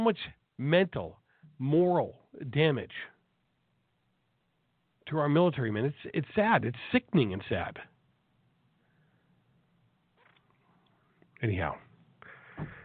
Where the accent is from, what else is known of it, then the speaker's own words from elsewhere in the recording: Milton, Massachusetts, United States; from my hometown of Milton, Massachusetts